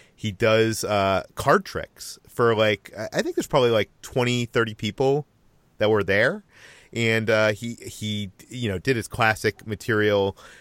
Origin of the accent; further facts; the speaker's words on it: Natick, Massachusetts, United States; as a teenager, go to one in, uh, my hometown, Natick, Massachusetts